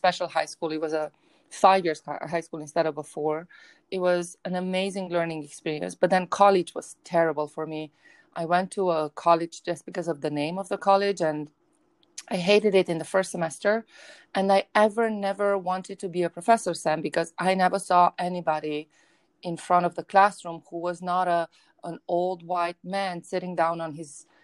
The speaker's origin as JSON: {"language": "English", "country": "Romania", "tie": "born or raised there", "moved": "yes", "said": "I grew up in Romania, in a very broken post-communist regime"}